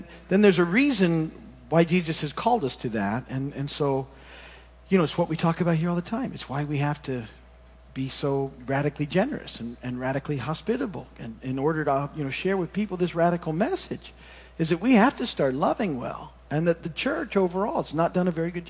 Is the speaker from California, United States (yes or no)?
no; Michigan, United States; moved away; when I was a kid growing up in Michigan